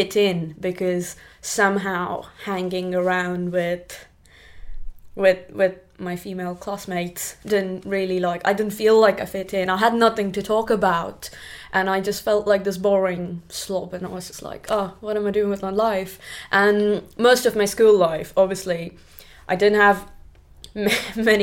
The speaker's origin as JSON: {"language": "English", "town": "Pune", "region": "Maharashtra", "country": "India", "tie": "born or raised there", "moved": "as an adult", "lives_now": "United Kingdom", "said": "I grew up in India in a place called Pune. Pune is a city, but I grew up in the outskirts"}